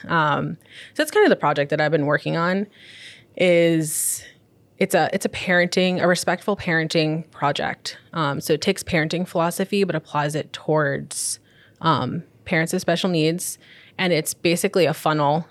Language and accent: English; Long Island, New York, United States; moved away; also born or lived in Florida; I spent most of my, um, childhood being raised, um, on Long Island